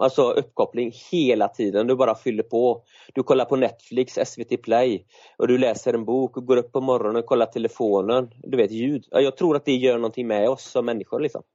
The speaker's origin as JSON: {"language": "Swedish", "area": "an island outside Gothenburg", "region": "Västra Götaland", "country": "Sweden", "tie": "born or raised there", "moved": "as an adult", "said": "så är jag uppväxt på en ö utanför Göteborg men som 20-åring så, så lämnade jag"}